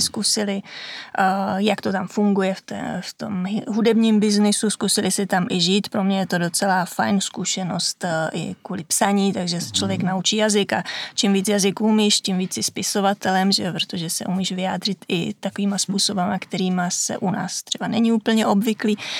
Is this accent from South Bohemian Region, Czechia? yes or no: yes; Vimperk, South Bohemian Region, Czechia; moved away as an adult; now in Italy; jsem z Vimperka